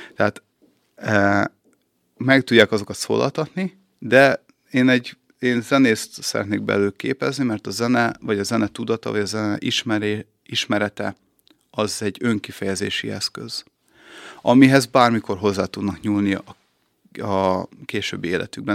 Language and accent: Hungarian; Budapest, Hungary; moved away as an adult; also born or lived in Szeged / Vác; now in Békéscsaba, Hungary; Én Pesten születtem